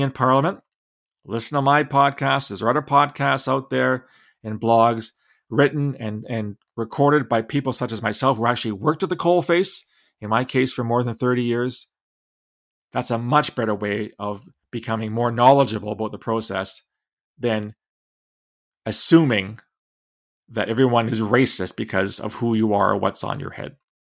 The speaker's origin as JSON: {"language": "English", "town": "London", "region": "Ontario", "country": "Canada", "tie": "born or raised there", "said": "my hometown of London, Ontario"}